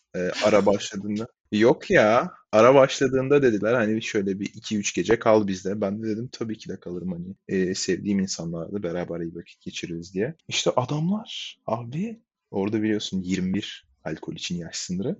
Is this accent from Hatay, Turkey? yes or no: yes; Hatay, Turkey; moved away as an adult; now in United States; Hatay'da büyüdüm